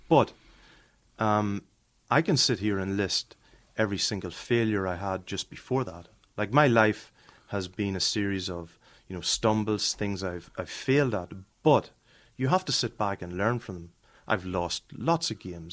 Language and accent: English; Ireland; moved away; growing up in Ireland